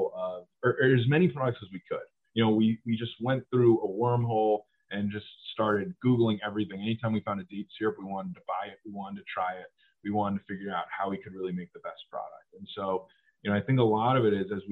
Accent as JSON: {"language": "English", "town": "Cleveland", "region": "Ohio", "country": "United States", "tie": "born or raised there", "moved": "as an adult", "lives_now": "Los Angeles, United States", "said": "my friends at home who I grew up with in Cleveland"}